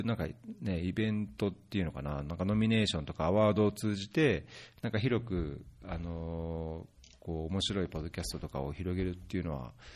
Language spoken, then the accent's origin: Japanese; Saitama, Japan; moved away; also born or lived in Tokyo; 東京で生まれて東京にいたことあるらしいんですけど、まあ埼玉で育ったので、埼玉出身だと思うんですけ